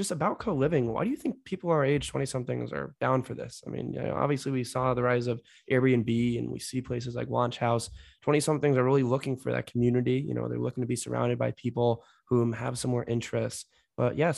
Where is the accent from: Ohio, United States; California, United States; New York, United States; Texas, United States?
California, United States; San Francisco Bay Area; moved away; I'm from the Bay Area.